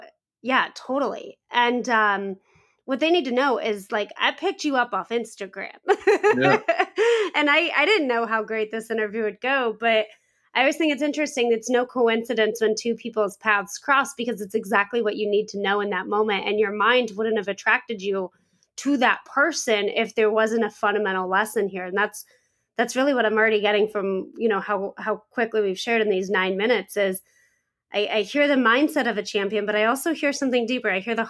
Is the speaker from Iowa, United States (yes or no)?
yes; Iowa, United States; I'm an Iowa girl.